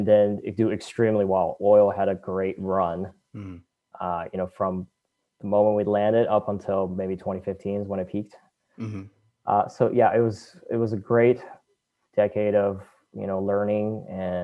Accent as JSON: {"language": "English", "town": "Katy", "region": "Texas", "country": "United States", "tie": "born or raised there", "also_born_or_lived": "China", "said": "I grew up in Katy, Texas, a suburb of Houston"}